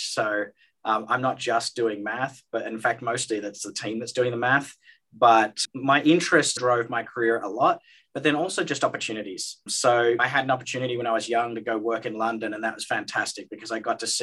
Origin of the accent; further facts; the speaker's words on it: Australia; moved away; I'm Australian. I did my schooling in Australia